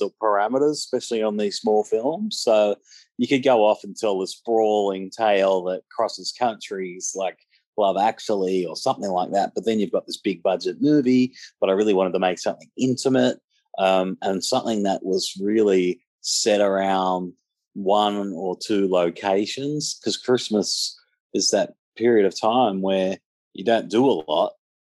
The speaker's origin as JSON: {"language": "English", "town": "Penrith", "region": "New South Wales", "country": "Australia", "tie": "born or raised there", "said": "in my hometown in Penrith"}